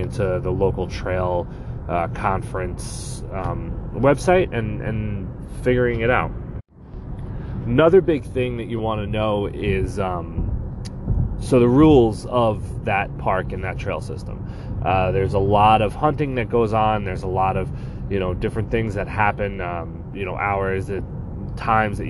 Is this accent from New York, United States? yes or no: yes; Long Island, New York, United States; Nicole and I grew up on Long Island